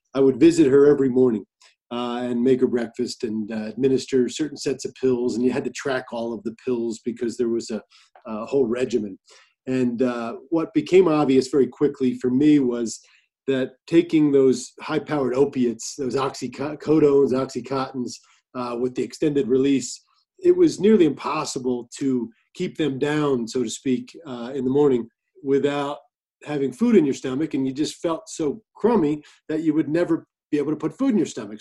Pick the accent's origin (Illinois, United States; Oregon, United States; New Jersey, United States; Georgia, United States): New Jersey, United States; now in Colorado, United States; New Jersey, my home state where I'm from